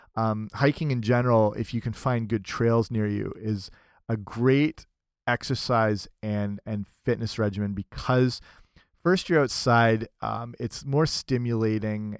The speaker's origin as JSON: {"language": "English", "town": "London", "region": "Ontario", "country": "Canada", "said": "I'm from London, Ontario, Canada"}